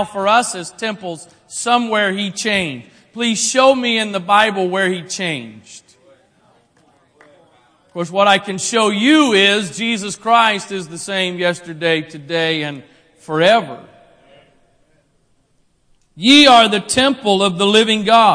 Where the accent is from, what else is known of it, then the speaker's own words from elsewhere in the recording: Maryland, United States; I'm from here. Maryland. I was born